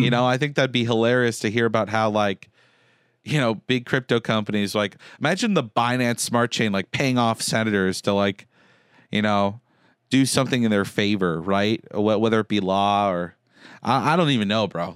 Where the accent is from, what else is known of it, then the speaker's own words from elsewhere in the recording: Concord, Massachusetts, United States; I grew up in Concord